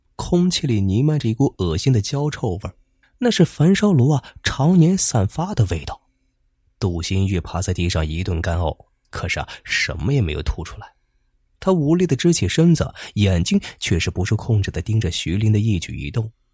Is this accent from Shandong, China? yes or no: yes; Zibo, Shandong, China; 我们淄博这边